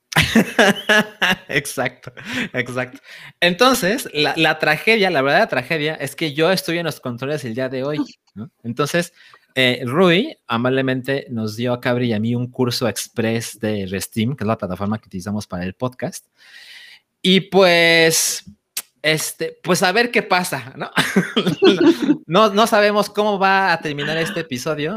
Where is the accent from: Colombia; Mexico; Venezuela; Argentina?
Mexico; Guadalajara, Jalisco; moved away as an adult; now in Mexico City, Mexico; me mudé a Ciudad de México a los 24 años y antes siempre viví en Guadalajara